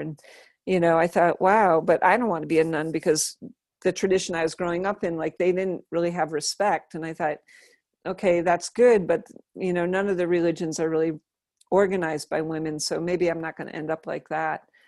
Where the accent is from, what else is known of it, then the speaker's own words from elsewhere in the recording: South Hadley, Massachusetts, United States; also born or lived in Holyoke; where I grew up in South Hadley